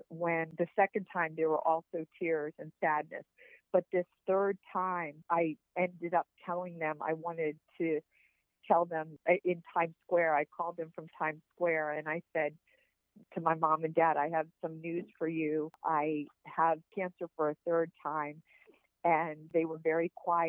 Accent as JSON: {"language": "English", "town": "Richmond", "region": "Virginia", "country": "United States", "tie": "born or raised there", "said": "I grew up in Richmond"}